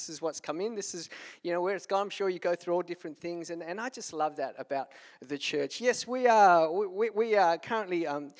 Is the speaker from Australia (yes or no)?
yes; Darwin, Northern Territory, Australia; I'm from Darwin, man.